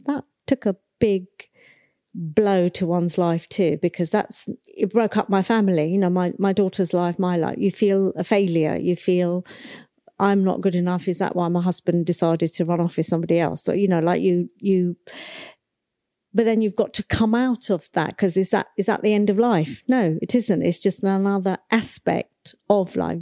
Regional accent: Nigeria; I was born in nineteen sixty-one and I was born in Nigeria, in Africa

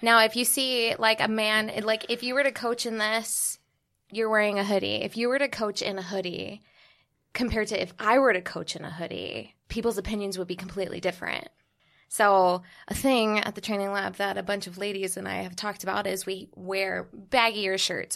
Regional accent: Bermuda; moved away as an adult; now in New York City, United States; I'm originally from Bermuda.

